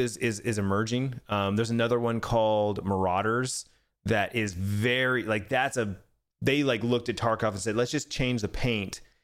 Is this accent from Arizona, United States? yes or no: yes; Arizona, United States; born and raised in Arizona